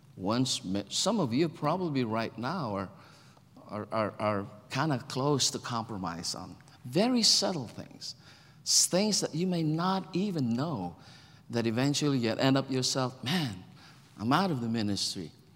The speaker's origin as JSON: {"language": "English", "country": "Philippines", "tie": "born or raised there", "moved": "as an adult", "lives_now": "United States", "said": "I'm a Filipino, born in the Philippines, grew up in the Philippines"}